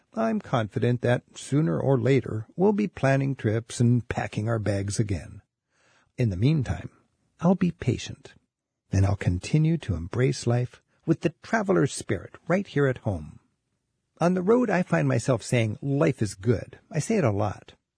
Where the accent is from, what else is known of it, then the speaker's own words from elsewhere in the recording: Edmonds, Washington, United States; my own hometown